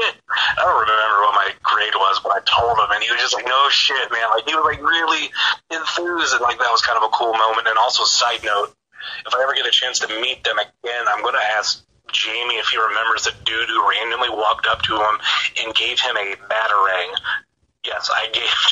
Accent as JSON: {"language": "English", "region": "Northeast Ohio", "country": "United States", "said": "I am from Northeast Ohio"}